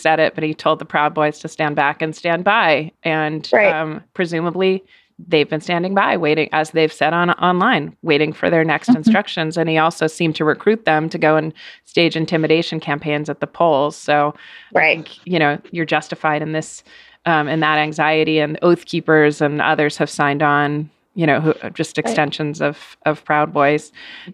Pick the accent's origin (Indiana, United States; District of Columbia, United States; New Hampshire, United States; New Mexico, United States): New Hampshire, United States; I'm from New Hampshire